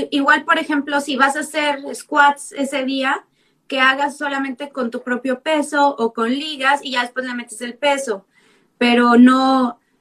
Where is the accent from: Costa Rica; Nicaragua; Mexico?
Mexico; now in San Diego, United States; vivo en San Diego, California, soy mexicana